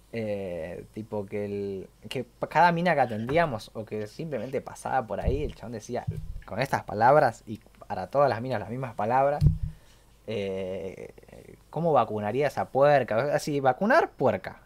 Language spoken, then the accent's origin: Spanish; Argentina; yo soy argentino y sé lo que es una buena pizza